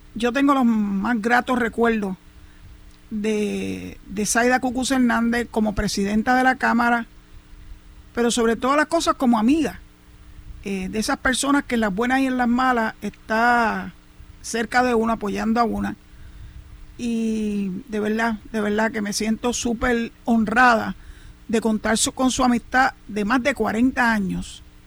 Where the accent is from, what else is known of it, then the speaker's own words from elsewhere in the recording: Puerto Rico; así somos las familias puertorriqueñas